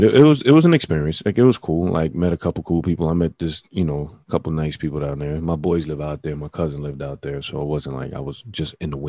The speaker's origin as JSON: {"language": "English", "region": "New York", "country": "United States", "said": "I'm from New York."}